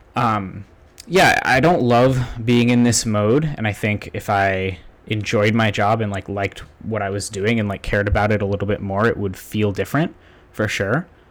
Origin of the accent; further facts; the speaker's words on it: Somerville, Massachusetts, United States; also born or lived in Boston suburbs, United States; now in Cambridge, United States; the house I grew up in in Somerville, which, you know, was, until I was ten, that was my house